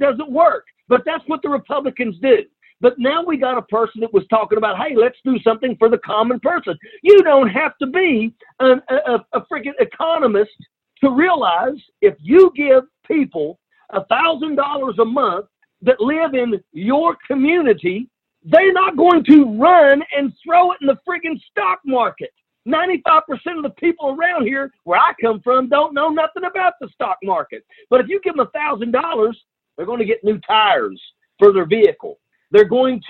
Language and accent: English; Blair Mountain, West Virginia, United States; my hometown right here